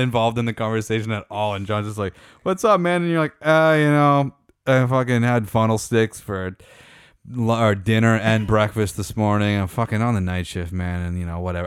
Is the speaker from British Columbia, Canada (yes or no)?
no; Meaford, Ontario, Canada; growing up in Meaford